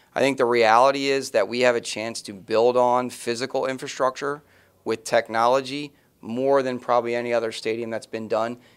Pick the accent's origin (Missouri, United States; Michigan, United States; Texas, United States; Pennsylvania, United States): Pennsylvania, United States; Philadelphia; where I was growing up in the Philadelphia Eagles built a stadium